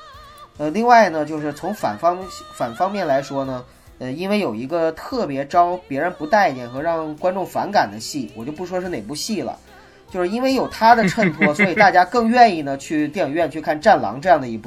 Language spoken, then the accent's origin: Chinese; China; 每个人就是只要是在大陆成长的人，呃，九零后我不太清楚，但是七零后和八零后，我能很肯定的说，我们从小是接受爱国主义教育长大的